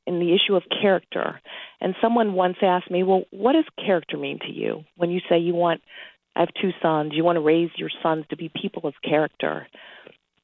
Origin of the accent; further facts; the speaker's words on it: Buffalo, New York, United States; moved away as an adult; also born or lived in Washington, D.C. / St. Louis, Missouri; now in Missouri, United States; I was born in Buffalo, New York, and I'm proud of it.